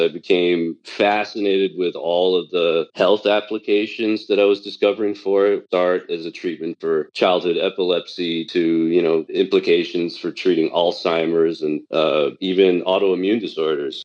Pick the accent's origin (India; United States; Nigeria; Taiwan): Taiwan; Taipei; moved away; I was born and raised in Taipei, Taiwan